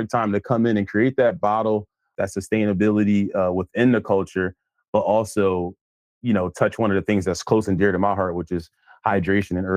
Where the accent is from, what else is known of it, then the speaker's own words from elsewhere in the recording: Philadelphia, Pennsylvania, United States; So uh my childhood I, actually when you're growing up there, you don't really realize how bad the neighborhood is